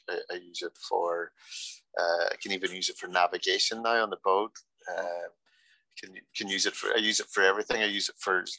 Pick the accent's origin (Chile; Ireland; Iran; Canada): Ireland; my parents came to Ireland to serve the Lord, and I was born here in Ireland. My mother's from Holland, my father's from England. Yeah. But I always felt Irish, you know, grew up here.